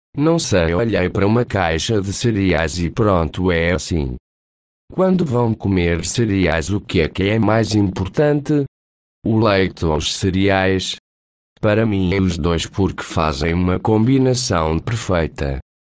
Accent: Portugal; Como sou português, escolhi uma voz mais portuguesa

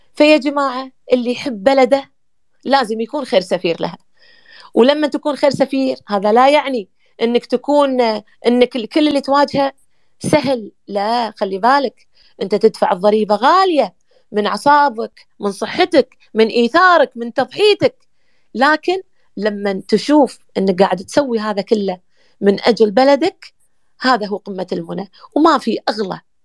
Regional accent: Kuwait; now in Egypt; احنا من الكويت

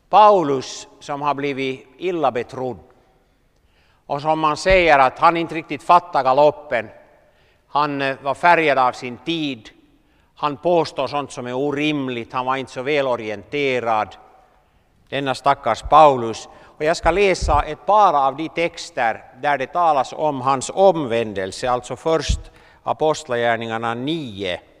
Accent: Southern Finland, Finland; moved away; Det var lite Kilimanjaro för mig när jag kom från södra Finland.

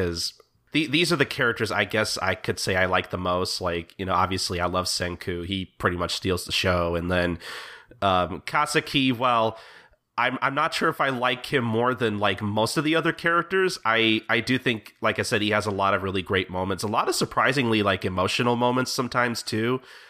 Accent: United States; just as an American reader

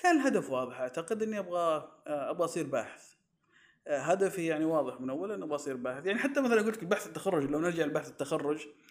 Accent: Saudi Arabia; عندنا في السعودية

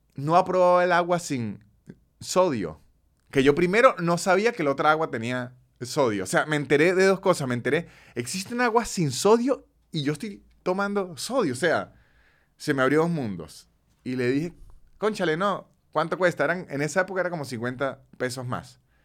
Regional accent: Venezuela; moved away as an adult; tuve 29 años sumido en la venezolaneidad

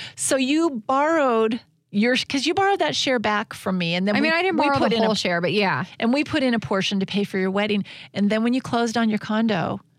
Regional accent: Washington, United States; And we're from Washington State.

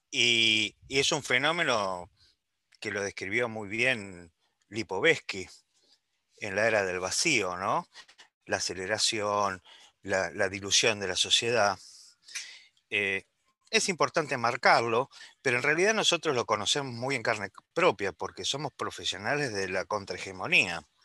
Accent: Uruguay; now in Buenos Aires, Argentina; Yo soy de la República Occidental del Uruguay. Estoy hablando desde Buenos Aires.

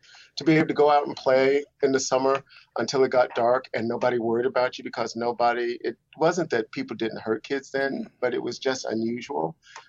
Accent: Cleveland, Ohio, United States; my mother from Georgia, Tennessee. And so Cleveland is home. Cleveland is my hometown, place of birth.

